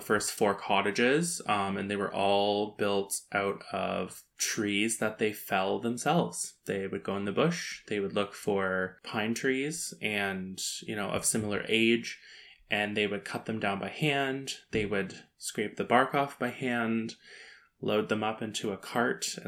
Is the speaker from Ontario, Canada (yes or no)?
yes; Wainfleet, Ontario, Canada; I'm from Waynefleet, Ontario, which is kind of next to Port Colborne, just south of like Welland